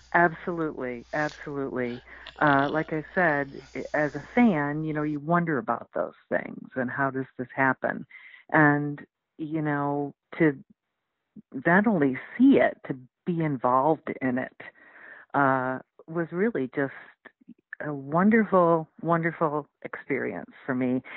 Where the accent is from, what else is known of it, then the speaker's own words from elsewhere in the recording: rural area near Canada, New York, United States; I was a newspaper reporter for four years uh, here in my hometown, uh, my hometown daily